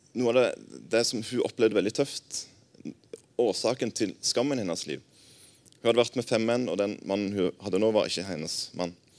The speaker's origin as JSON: {"language": "Norwegian", "area": "Jæren", "region": "Rogaland", "country": "Norway", "moved": "as an adult", "lives_now": "Arna, Norway", "said": "Jeg er jærbu"}